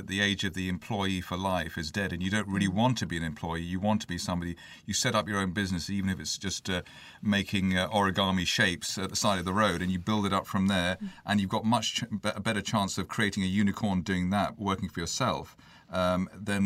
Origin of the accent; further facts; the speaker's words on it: Glasgow, Scotland, United Kingdom; moved away; I was born in Glasgow